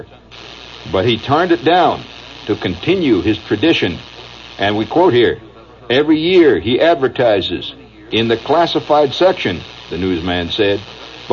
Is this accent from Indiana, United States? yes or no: yes; Indiana, United States; accent: Indiana; moved away; my Indiana accent